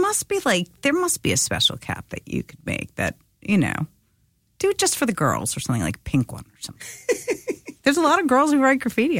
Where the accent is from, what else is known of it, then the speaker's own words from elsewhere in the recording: New York, United States; I'm a New Yorker